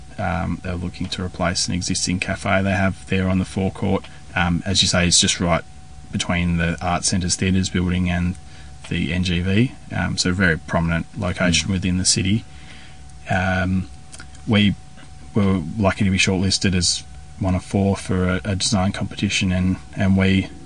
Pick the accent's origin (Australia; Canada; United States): Australia; Tasmania; when I was young, growing up in Tasmania